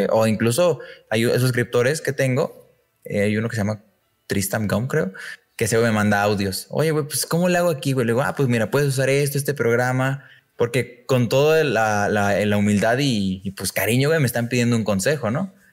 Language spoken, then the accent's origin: Spanish; León, Guanajuato, Mexico; vi que estabas en León, yo soy de León.